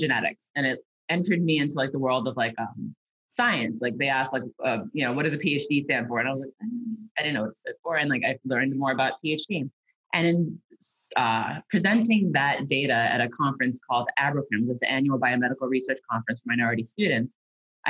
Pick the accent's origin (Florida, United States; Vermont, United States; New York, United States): New York, United States; New York City; I am a New Yorker through and through, born and raised